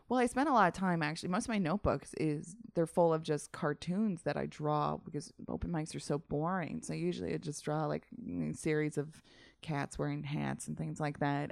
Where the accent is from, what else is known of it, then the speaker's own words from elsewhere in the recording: Massachusetts, United States; moved away as an adult; also born or lived in Utica, New York; now in Los Angeles, United States; originally born in upstate New York, then to Massachusetts for most of my existence, and then to Los Angeles